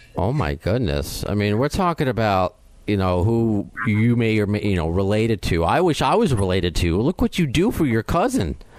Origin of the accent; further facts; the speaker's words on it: New York, United States; I'm a New Yorker